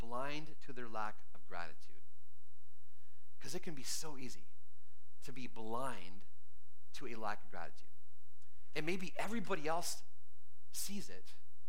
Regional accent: Canada; moved away as an adult; now in United States; And between age 3 and 35, I grew up in Canada

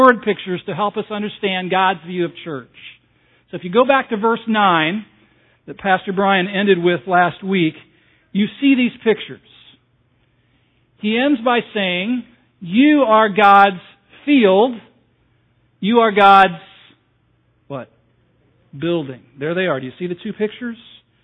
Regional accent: Southern California, United States; moved away; I was raised on the West Coast, in Southern California, the land of fruits and nuts, back in the 60s and the 70s

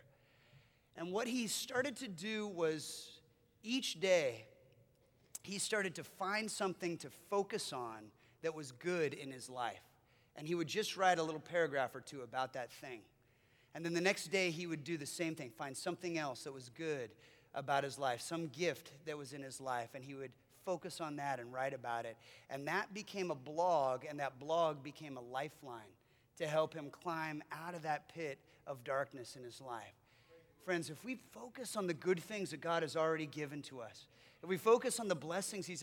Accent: United States; as American followers of Jesus

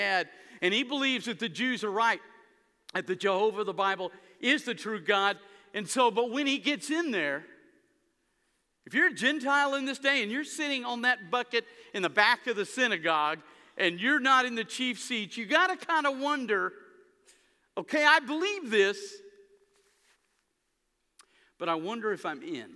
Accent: United States; I'm proud to be an American

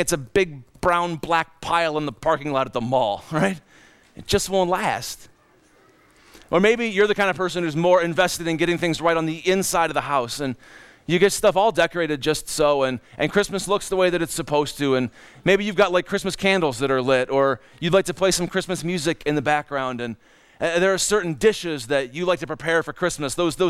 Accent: Cleveland, Ohio, United States; moved away; also born or lived in Minnesota; in Cleveland, Ohio, we knew about winter and lake

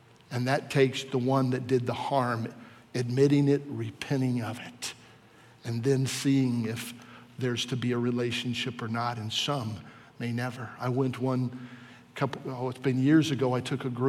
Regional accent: Warsaw, Virginia, United States; in school when I was in geography class and I was from Warsaw, Virginia

